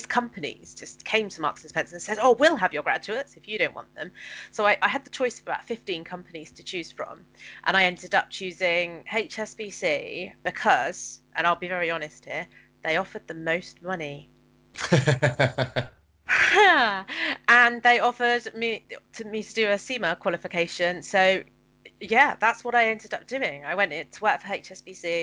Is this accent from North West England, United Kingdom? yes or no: no; Penzance, South West England, United Kingdom; now in Hertfordshire, United Kingdom; I'm from Penzance in Cornwall, and I live in Hertfordshire now